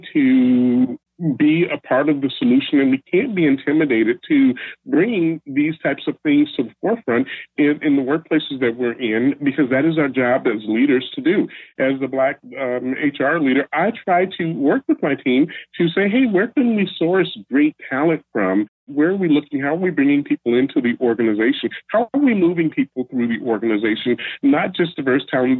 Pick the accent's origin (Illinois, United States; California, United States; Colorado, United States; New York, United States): Illinois, United States; Chicago; now in Seattle, United States; I'm originally from Chicago, but I live in Seattle.